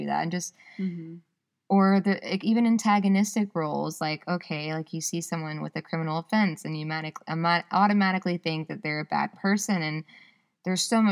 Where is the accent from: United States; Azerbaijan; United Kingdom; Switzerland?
United States; the South; moved away as an adult; now in Ypsilanti, United States; I'm so from the South. I say y'all